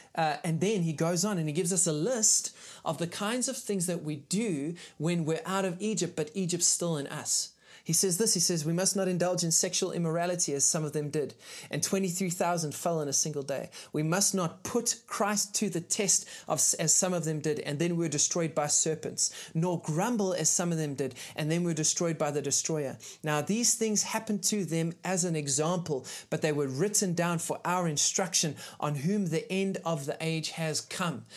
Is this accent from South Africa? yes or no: yes; South Africa; as a South African